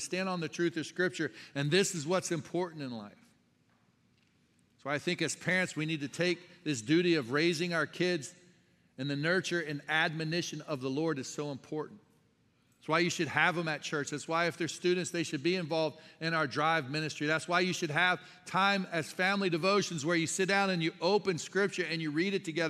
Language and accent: English; Tennessee, United States; now in Michigan, United States; I am from Tennessee. We lived in Tennessee for 17 years before moving to Michigan. And there's not a lot of Mediterranean food down south.